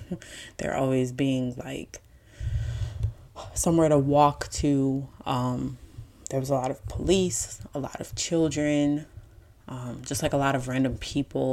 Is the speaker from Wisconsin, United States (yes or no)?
yes; Milwaukee, Wisconsin, United States; now in Atlanta, United States; I currently live in Atlanta, born and raised in Milwaukee